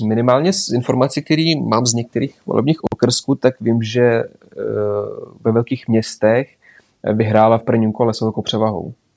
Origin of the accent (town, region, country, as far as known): Belarus; also born or lived in Adršpach, Czech Republic; now in Czech Republic